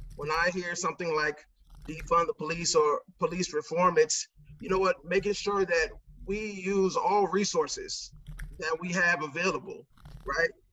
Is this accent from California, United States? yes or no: yes; Santa Ana, California, United States; also born or lived in Chicago, Illinois; I was born in Chicago, Illinois, but spent my whole life here in Orange County, California